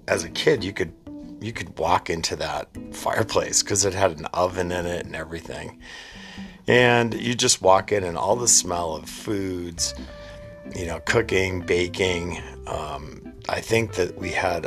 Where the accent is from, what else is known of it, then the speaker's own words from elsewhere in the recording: New England, United States; growing up in New England